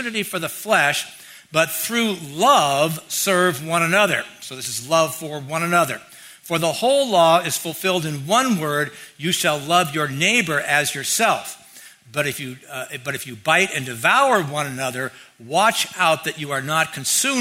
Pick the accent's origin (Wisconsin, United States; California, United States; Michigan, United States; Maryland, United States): California, United States; Mountain View; growing up in Mountain View